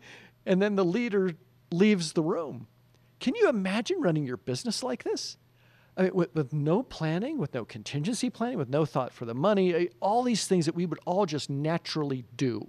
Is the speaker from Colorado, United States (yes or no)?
no; New Mexico, United States; I was raised here in New Mexico, went to Valley High School